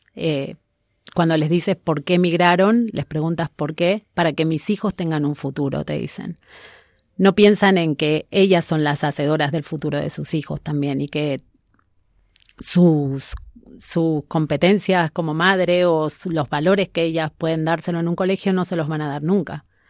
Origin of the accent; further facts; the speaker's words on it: Argentina; now in Spain; soy argentina, una madre migrante